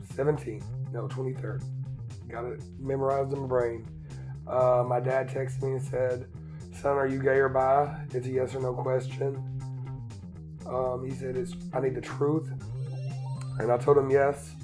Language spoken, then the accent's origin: English; Eastern Kentucky, United States; moved away as an adult; I grew up in Eastern Kentucky, very Republican, redneck